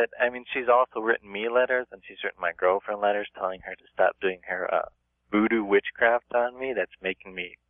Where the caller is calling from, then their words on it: Tempe, Arizona, United States; I'm calling from Tempe, Arizona.